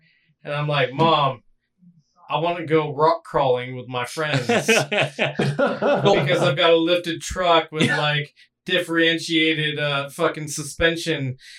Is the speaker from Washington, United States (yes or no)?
yes; Washington, United States; now in New York, United States; I grew up in Washington State, in the fucking mountains, where we didn't even have skyscrapers